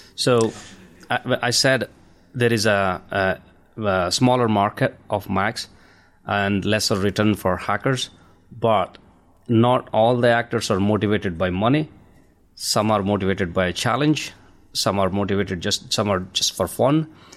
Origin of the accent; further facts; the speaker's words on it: India; now in United Kingdom; I'm an Indian, uh, my, I'm originally from India. I have a, an accent here